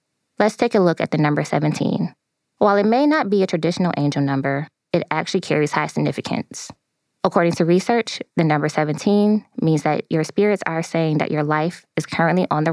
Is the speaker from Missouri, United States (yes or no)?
no; Buffalo, New York, United States; I am from Buffalo, New York.